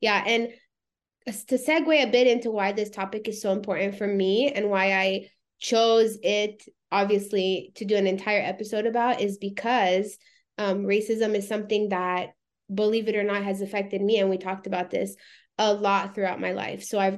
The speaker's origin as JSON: {"language": "English", "country": "United States", "tie": "born or raised there", "said": "I'm American, I'm born here first. And second, I'm Romanian. I'm in a Romanian community. I speak Romanian. We go to Romania every summer."}